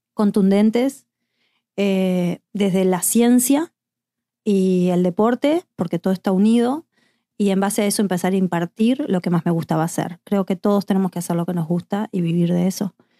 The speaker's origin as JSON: {"language": "Spanish", "region": "Montevideo", "country": "Uruguay", "moved": "yes", "said": "yo soy de Montevideo, Uruguay"}